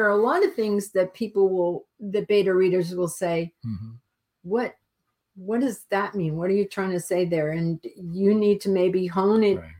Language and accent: English; Boston, Massachusetts, United States; I grew up in Boston.